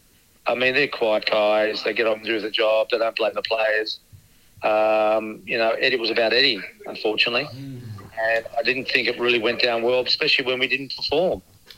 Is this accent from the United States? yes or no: no; Australia; We're Australian.